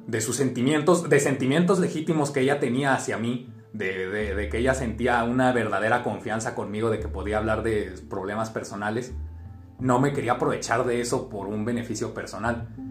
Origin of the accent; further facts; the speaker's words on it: Jalisco, Mexico; estamos, un poquito más al sur acá en Jalisco